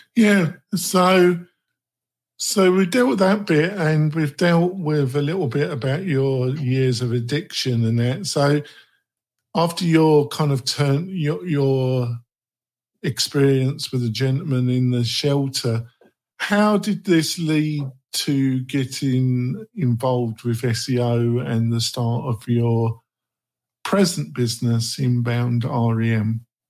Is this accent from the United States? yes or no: no; England, United Kingdom; I'm from England. I'm English.